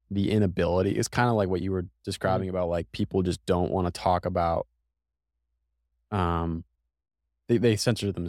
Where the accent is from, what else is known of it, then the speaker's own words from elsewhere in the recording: New England, United States; even though I'm from New England, uh, I don't think I'm built for the cold.